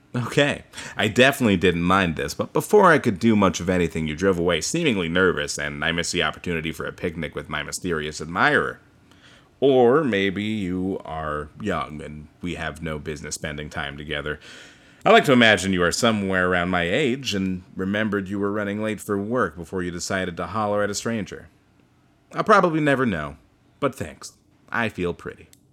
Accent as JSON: {"language": "English", "town": "Bothell", "region": "Washington", "country": "United States", "tie": "born or raised there", "said": "closer to my hometown around the Bothell"}